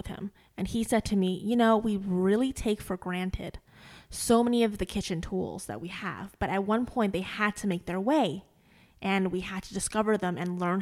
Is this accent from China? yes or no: yes; northern China, China; moved away; I'm from the north of China